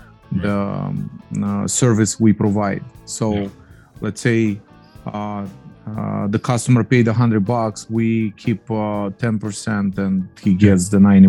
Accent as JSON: {"language": "English", "country": "Moldova", "tie": "born or raised there", "moved": "as an adult", "lives_now": "United States", "said": "is a Polish last name, but I was born in Moldova."}